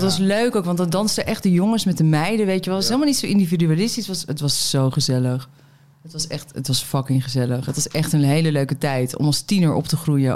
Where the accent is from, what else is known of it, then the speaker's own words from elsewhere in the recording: Meppel, Drenthe, Netherlands; now in Amsterdam, Netherlands; ben in Meppel geboren